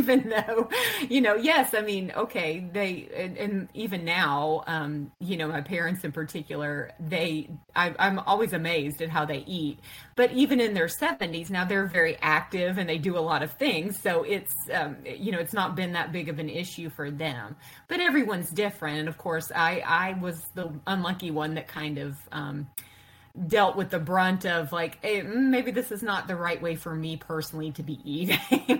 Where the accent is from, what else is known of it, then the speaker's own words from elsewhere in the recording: the South, United States; And of course, I grew up in the South, and you know, we're pretty good cooks here, right?